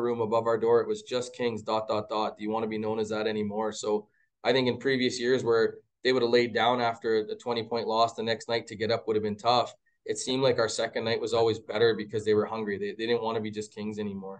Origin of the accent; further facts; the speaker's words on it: Mississauga, Ontario, Canada; now in Edmonton, Canada; I'm from Ontario originally, like, born and buried, grew up in Mississauga area